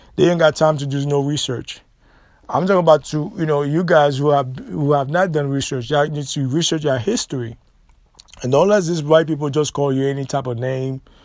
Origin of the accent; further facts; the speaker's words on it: United States; We're not from Africa. We're not African. We are American